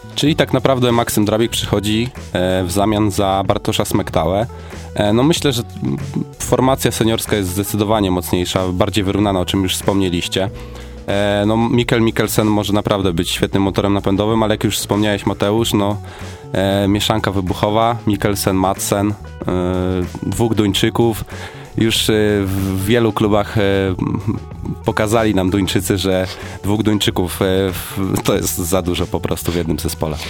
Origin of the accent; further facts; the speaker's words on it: Gorzów Wielkopolski, Lubusz Voivodeship, Poland; do mojego rodzinnego miasta, czyli do zespołu Stali Gorzów